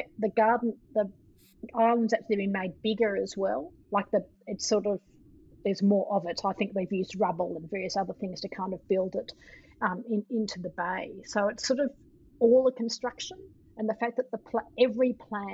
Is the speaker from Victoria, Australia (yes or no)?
yes; Melbourne, Victoria, Australia; moved away; also born or lived in San Francisco; I come from Melbourne, which is also a city that has most people are from somewhere else.